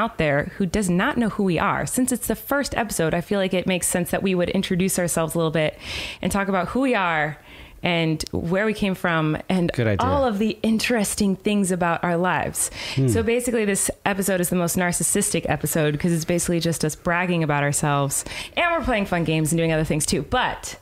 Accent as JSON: {"language": "English", "town": "Santa Barbara", "region": "California", "country": "United States", "tie": "born or raised there", "said": "I grew up in Santa Barbara, California"}